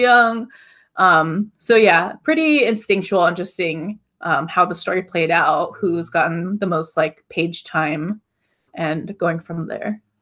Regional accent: Hawaii, United States; I grew up in Hawaii, so I'm just surrounded by, like, neon sky, blue oceans

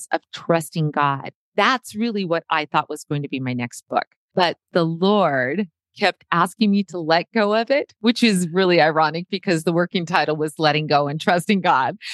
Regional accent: Montana, United States; from Montana

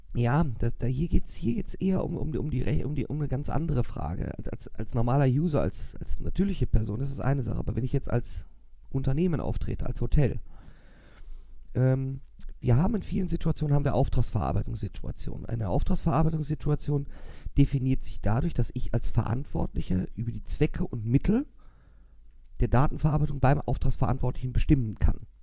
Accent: Germany; uns Deutsche

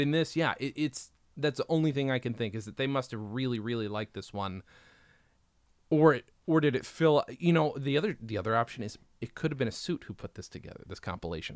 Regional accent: United States; also born or lived in England; we're American

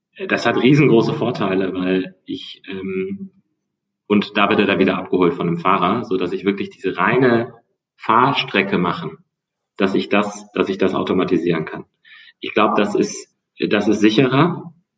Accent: near Bonn, North Rhine-Westphalia, Germany; moved away as an adult; also born or lived in United States; now in Hamburg, Germany; komme aus der Nähe von Bonn, meine Schule, also Schule, ja, früher damals Gymnasium, ähm, ist auf einer Insel

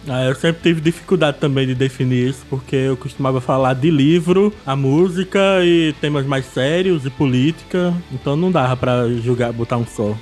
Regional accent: Olinda, Pernambuco, Brazil; eu sou de Olinda, Pernambuco

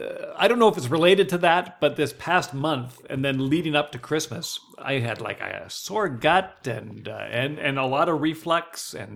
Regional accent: White Rock, British Columbia, Canada; now in Cloverdale, Canada; I grew up in White Rock

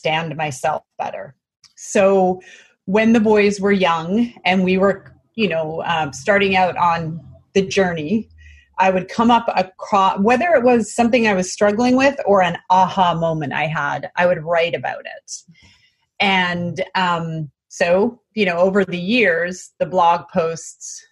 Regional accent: British Columbia, Canada; moved away as an adult; now in California, United States; We are originally from British Columbia, Canada, but we now live in California

